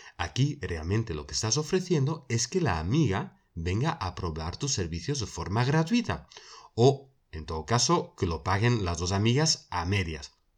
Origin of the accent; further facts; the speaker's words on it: Belgium; una central de alarmas en mi país, en Bélgica